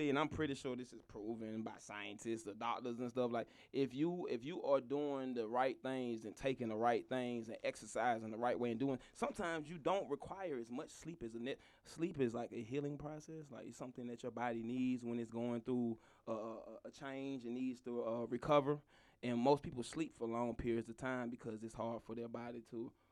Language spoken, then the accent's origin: English; College Park, Georgia, United States; I'm from Calipar, Georgia.